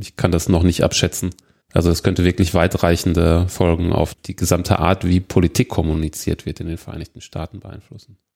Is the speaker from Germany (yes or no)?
yes; Germany; bei uns in Deutschland